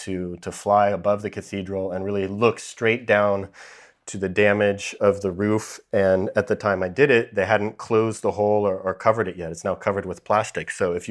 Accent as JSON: {"language": "English", "area": "near Yosemite National Park", "region": "California", "country": "United States", "tie": "born or raised there", "said": "I grew up near Yosemite National Park"}